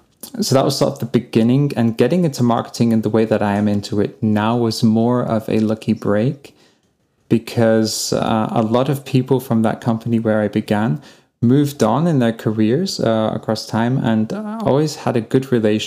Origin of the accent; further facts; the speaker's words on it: England, United Kingdom; now in Germany; I live in Germany now. I come from England